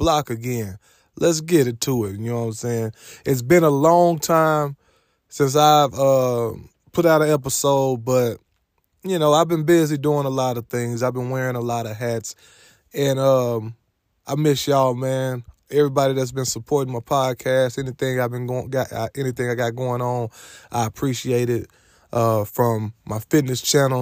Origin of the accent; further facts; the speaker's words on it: Little Rock, Arkansas, United States; my hometown, Little Rock, Arkansas